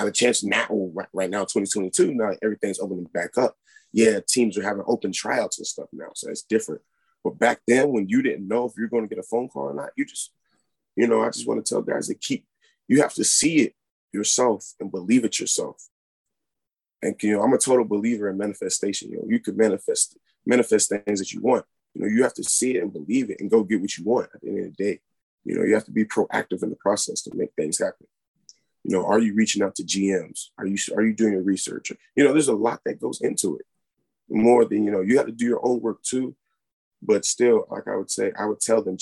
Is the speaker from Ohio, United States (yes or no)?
no; Murray, Kentucky, United States; I'm from Murray, Kentucky originally, which I am currently here right now